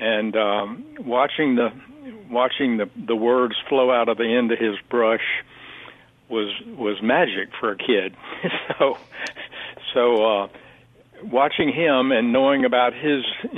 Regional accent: Hattiesburg, Mississippi, United States; moved away as an adult; also born or lived in Alabama / Washington, D.C. / Paris; now in New York, United States; I was born in Hattiesburg, but then the family moved over to Alabama for a while and then came back to Hattiesburg

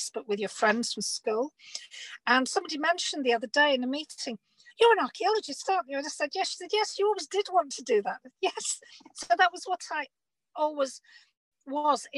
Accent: Bradford, Yorkshire and the Humber, United Kingdom; I grew up in Bradford in Northern England.

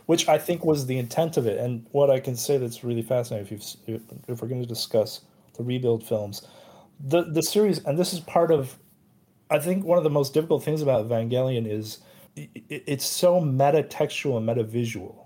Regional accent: United States; I'm Asian American

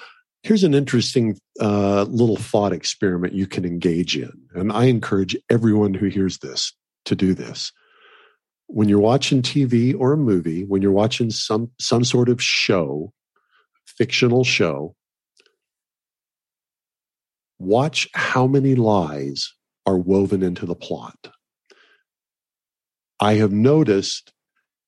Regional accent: Oklahoma, United States; I grew up in Oklahoma eating fresh beef.

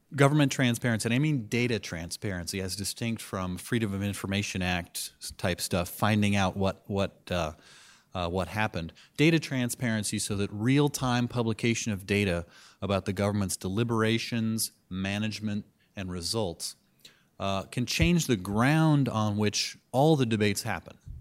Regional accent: California, United States; moved away as an adult; now in Washington, D.C., United States; I'm a Californian, and, uh, we're, plan to live in California forever

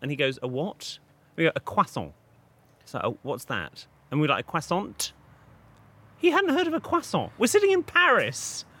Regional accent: United Kingdom; Being very British about it, we all went out for dinner

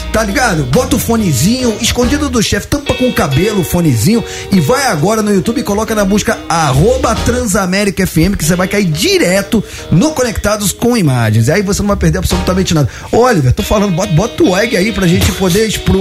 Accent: Rio de Janeiro, Brazil; accent: Carioca; eu, eu tenho sotaque de carioca, mas eu sou argentino

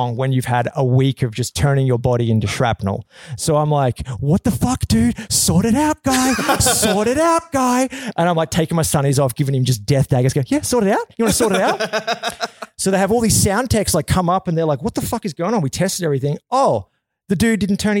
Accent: Australia; moved away; also born or lived in Vancouver; I grew up in Australia

